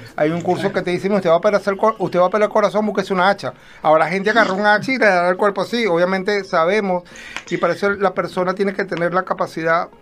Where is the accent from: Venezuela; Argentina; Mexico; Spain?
Venezuela; moved away; somos venezolanos, aunque actualmente somos ciudadanos del mundo, ¿no? Estamos regados